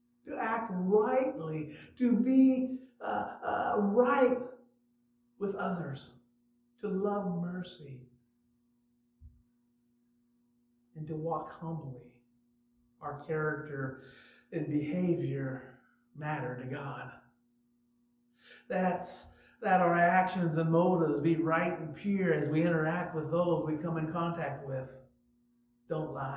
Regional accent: Nampa, Idaho, United States; now in Quincy, United States; I was born in Nampa, Idaho.

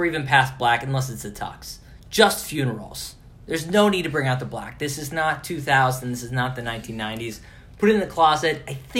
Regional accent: Appalachia, United States; I am from Appalachia.

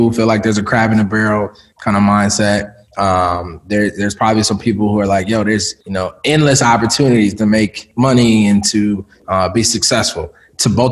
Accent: Minneapolis, Minnesota, United States; also born or lived in Jackson, Mississippi; I was born in Jackson, Mississippi. Okay. But my mother moved up here, up to Minneapolis when I was a baby. Like I legit don't remember. All my memories of growing up are in Minneapolis.

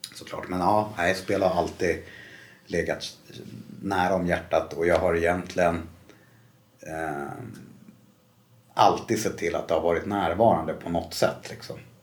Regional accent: Stockholm, Stockholm County, Sweden; Jag är uppvuxen eh, i Bromma.

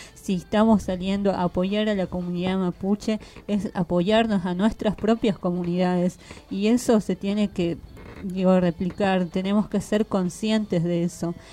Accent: Bolivia; now in Argentina; como pueblo boliviano, como hermana quechua aymara

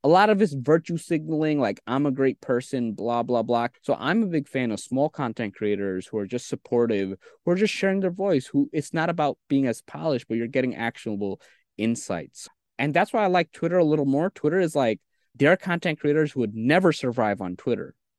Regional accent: New York City, New York, United States; also born or lived in Bangladesh; I came to New York City when I was three, and I grew up with school, school, school.

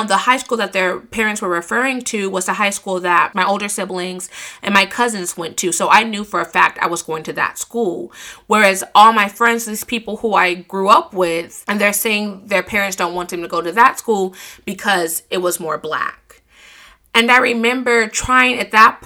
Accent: United States; growing up in America

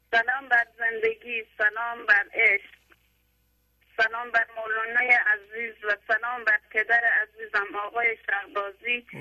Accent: Neyshabur, Razavi Khorasan, Iran; now in Iraqi Kurdistan, Iraq; بچه ایرانم بچه نیشابور خراسان بچه نیشابور هستم

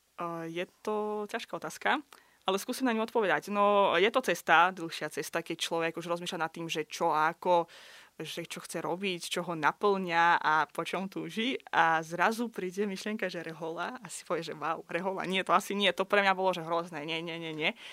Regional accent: Baku, Azerbaijan; first language Russian; Slovak is a second language; moved away as an adult; now in Slovakia; Ja prosím pekne pochádzam z Azerbajdžanu, z hlavného mesta Baku

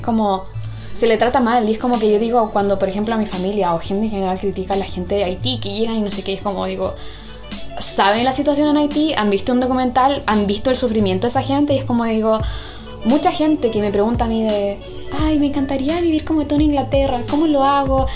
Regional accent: Chile; also born or lived in England; now in United Kingdom; yo me crié en Chile

